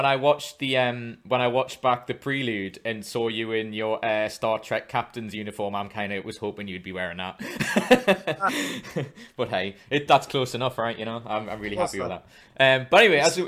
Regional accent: Newcastle upon Tyne, North East England, United Kingdom; I'm from Newcastle, so I'm not far from Scotland

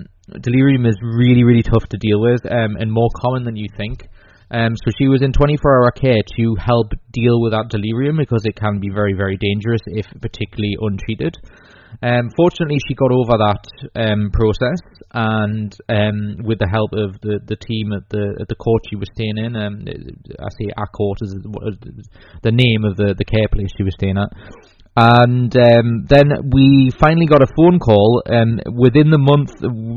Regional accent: England, United Kingdom; also born or lived in Newcastle; I'm English.

